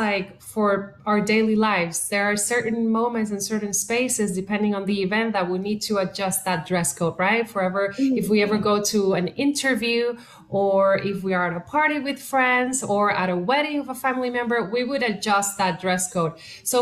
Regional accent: Puerto Rico; first language Spanish; English is a second language; moved away as an adult; now in Los Angeles, United States; I am originally from Puerto Rico

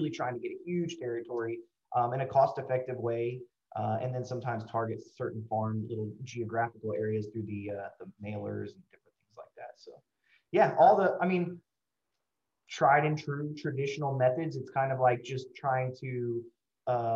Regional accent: Houston, Texas, United States; I'm born and raised in Houston.

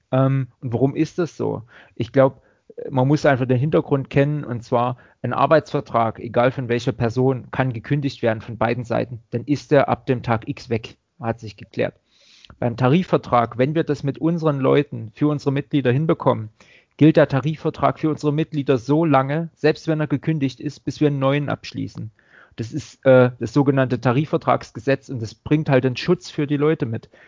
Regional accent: Saxony, Germany; also man hört es vielleicht, ich gebe mir zwar Mühe, Hochdeutsch zu reden, aber ähm, ich komme nicht gerade aus der Region. Ne? Also ich äh, komme ursprünglich aus Sachsen, war da auch lange Gewerkschaftssekretär.

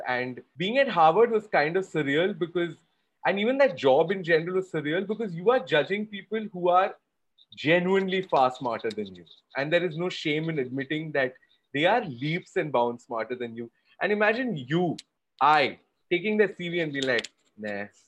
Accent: Kolkata, West Bengal, India; I did a lot of theater growing up in Calcutta

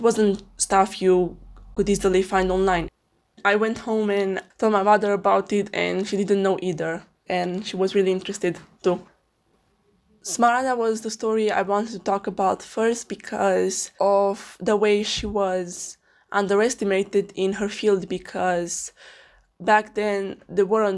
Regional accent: Alba Iulia, Alba County, Romania; I live in Alba Iulia, Romania, a quite small town with 40,000 people.

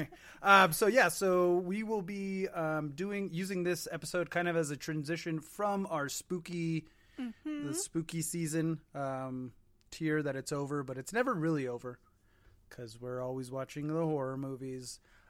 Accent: United States; I am American, after all. We don't learn certain languages here.

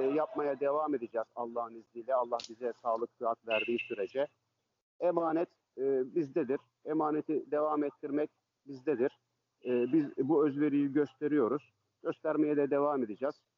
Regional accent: Istanbul, Turkey; ben e, Fatih'te, Karagümrük'te doğma büyüme oralıyım aslen. Orada yetiştim, orada büyüdüm.

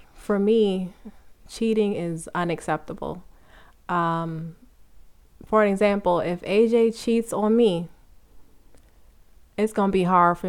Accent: New York, United States; I'm from New York, you know, twins, New York.

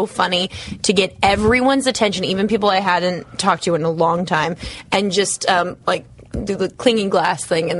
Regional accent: Las Vegas, Nevada, United States; moved away; I'm from Las Vegas.

